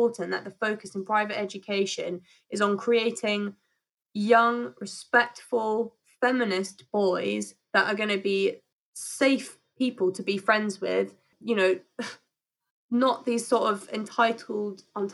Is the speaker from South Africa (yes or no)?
no; United Kingdom; we're very British.